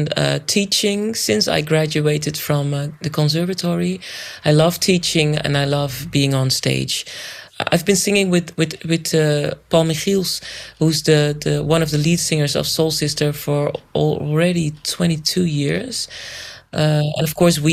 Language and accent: English; Rotterdam, South Holland, Netherlands; also born or lived in Suriname; I was born in Rotterdam, and my parents are from Suriname. So I'm also from Suriname, only born in Holland.